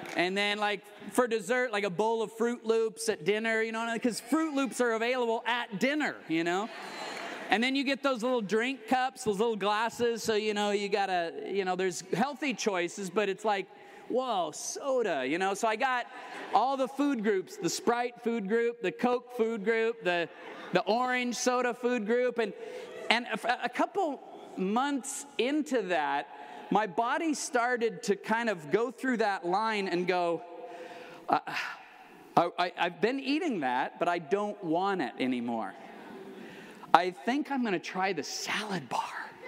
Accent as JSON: {"language": "English", "region": "Colorado", "country": "United States", "tie": "born or raised there", "also_born_or_lived": "California", "moved": "yes", "lives_now": "Florida, United States", "said": "I grew up in Colorado, uh, lived here in California for 20 years."}